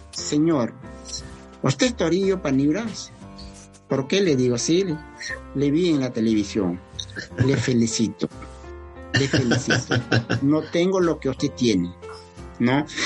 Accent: Peru; Me siento muy mal. Uno, como educadora, dos, como peruana.

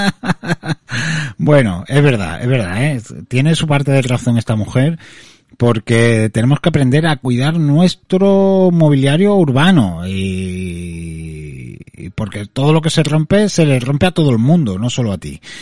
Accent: Andalusia, Spain; accent: Andalusian; los andaluces somos

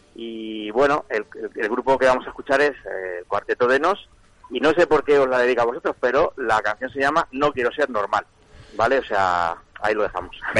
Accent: Spain; yo soy español y voy con España, ya está, es la selección de mi país

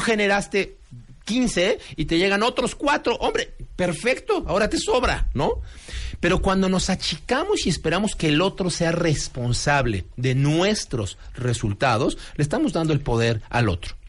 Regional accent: Mexico; somos los mexicanos

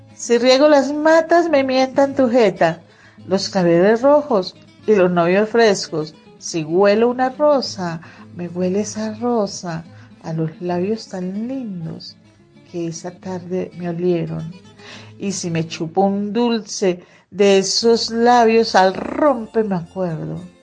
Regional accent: Magdalena Medio, Colombia; born or raised there

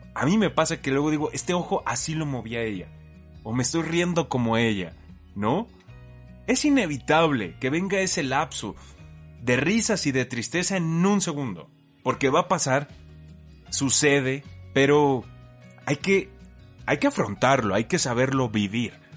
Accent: Mexico; como mexicano sí sé

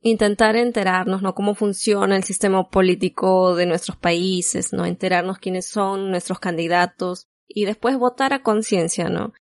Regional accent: Peru; moved away; nosotros somos peruanos, pero actualmente no vivimos ahí

